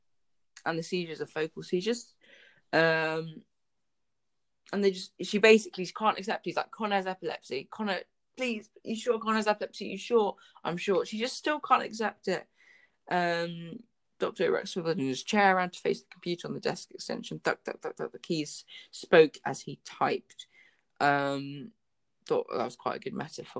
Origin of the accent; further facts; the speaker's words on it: United Kingdom; I'm a British citizen